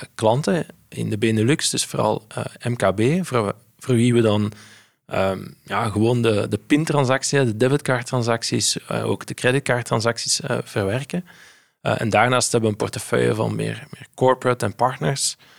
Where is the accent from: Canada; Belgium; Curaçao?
Belgium; Flanders; ik zeg handelaar als Belg, als Vlaming